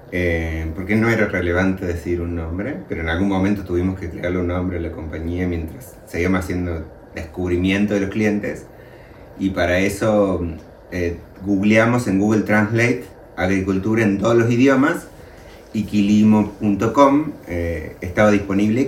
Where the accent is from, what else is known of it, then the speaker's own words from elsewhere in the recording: Luyaba, Córdoba, Argentina; now in Córdoba, Argentina; Córdoba capital es la ciudad desde donde yo vivo y yo nací y me crié en un pueblo pequeño que se llama Luyaba